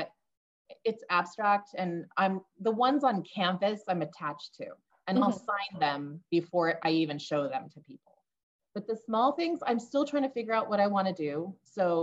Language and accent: English; Northern California, United States; now in Boise, United States; I grew up in Northern California